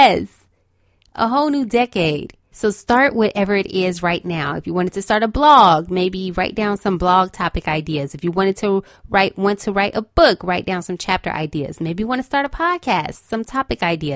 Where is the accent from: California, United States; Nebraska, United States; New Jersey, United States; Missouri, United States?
California, United States; Los Angeles; I'm from Los Angeles, okay, so I'm used to an earthquake here and there